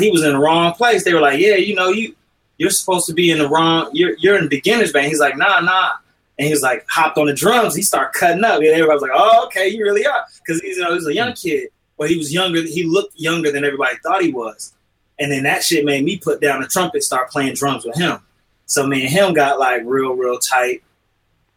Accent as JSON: {"language": "English", "town": "Kankakee", "region": "Illinois", "country": "United States", "tie": "born or raised there", "moved": "yes", "lives_now": "California, United States", "said": "I was born in the Midwest, 60901, Kankakee, Illinois"}